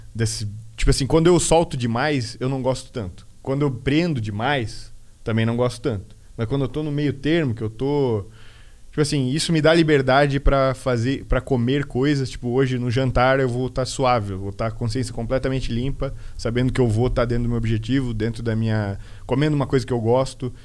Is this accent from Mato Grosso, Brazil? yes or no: no; Guaramirim, Santa Catarina, Brazil; also born or lived in Peru / United States; eu, que vim de cidade minúscula, sempre me senti em casa, né? Eu nunca uhum. saí de Guaramirim